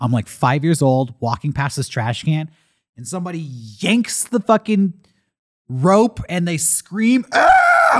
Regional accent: Santee, California, United States; We went to the Walmart in Santee, my hometown

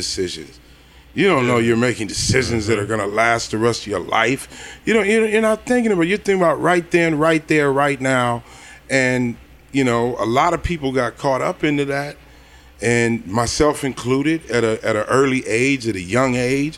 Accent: Altadena, California, United States; I'm from Altadena, California.

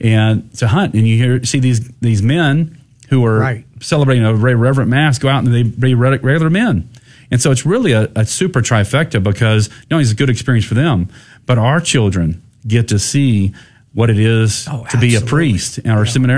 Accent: Goliad, Texas, United States; now in San Antonio, United States; I live in San Antonio, not in my hometown of Goliad, where I could go to the ranch every day.

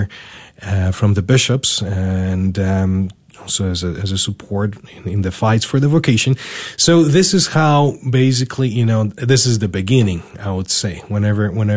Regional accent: Poland; now in United States; I was born in Poland in 1986.

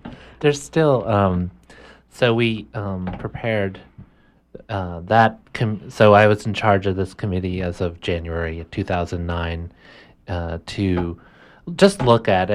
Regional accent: Orono, Maine, United States; I was born and raised right here in Maine. Um, I grew up mostly in Orono

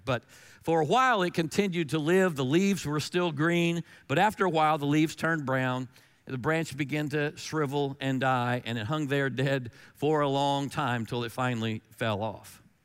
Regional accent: North Carolina, United States; I'm from North Carolina

